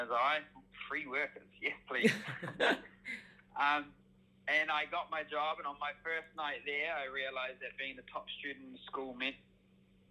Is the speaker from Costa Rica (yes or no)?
no; Auckland, New Zealand; I've moved back to my home city of Auckland